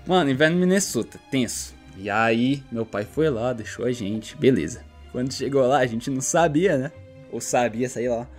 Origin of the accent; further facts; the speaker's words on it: Brazil; na nossa cabeça de brasileiro